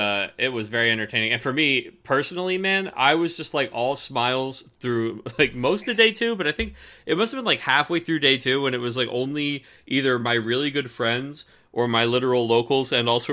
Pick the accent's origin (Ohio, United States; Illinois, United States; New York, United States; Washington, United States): Washington, United States; Seattle